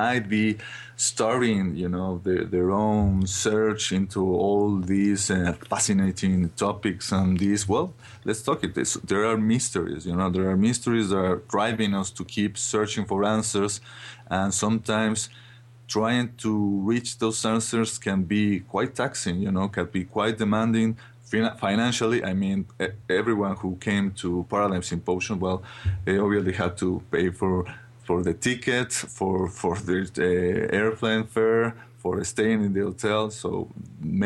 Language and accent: English; Mexico; I'm from Mexico